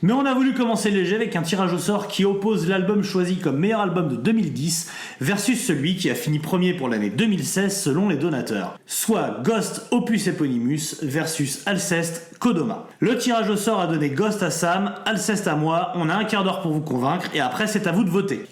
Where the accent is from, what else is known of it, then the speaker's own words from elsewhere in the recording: France; c'est un groupe français et on est français